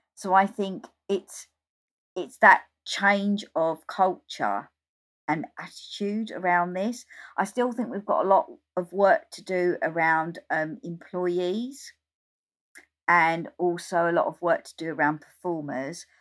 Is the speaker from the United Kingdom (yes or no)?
yes; Essex, East of England, United Kingdom; also born or lived in London; since I was thirteen, I was travelling up from Essex to London to go to gigs